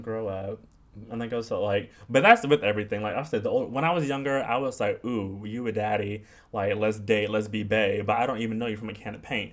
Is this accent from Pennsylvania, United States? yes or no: no; California suburbs, United States; moved away as an adult; now in New York, United States; I'm from California, but I'm not from Los Angeles. I grew up in the suburbs.